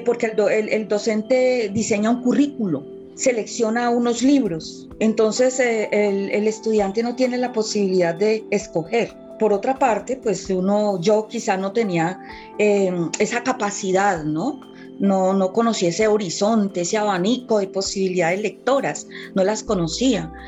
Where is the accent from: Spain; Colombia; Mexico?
Colombia